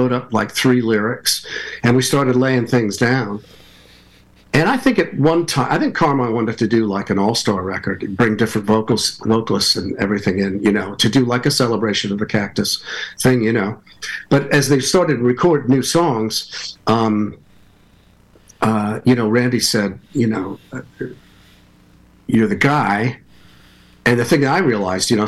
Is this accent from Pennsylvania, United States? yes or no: yes; Lock Haven, Pennsylvania, United States; moved away as an adult; also born or lived in Brooklyn, New York; CJ and I back in Lock Haven, Pennsylvania